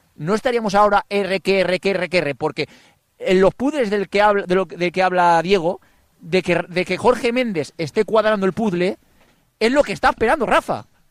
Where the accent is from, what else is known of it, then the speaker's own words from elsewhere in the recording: Alborache, Valencian Community, Spain; mi pueblo, de Alborache